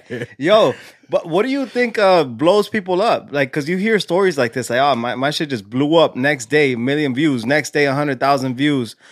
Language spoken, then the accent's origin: English; California, United States; now in Illinois, United States; was born and raised in Cali